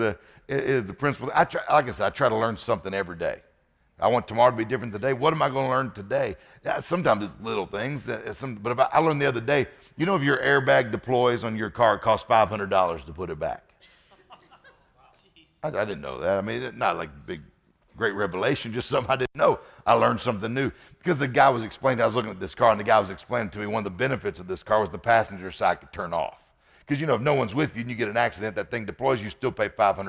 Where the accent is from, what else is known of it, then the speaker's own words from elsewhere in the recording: Mississippi, United States; I'm from Mississippi.